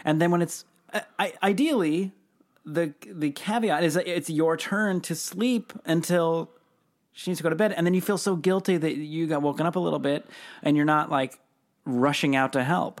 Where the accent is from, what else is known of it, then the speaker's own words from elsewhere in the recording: Seattle, Washington, United States; Growing up in Seattle